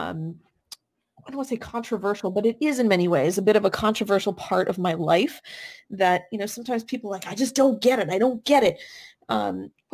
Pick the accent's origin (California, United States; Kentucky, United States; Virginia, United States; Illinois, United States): California, United States; moved away as an adult; also born or lived in East Coast; I grew up in California, so West Coast, came out to school on the East Coast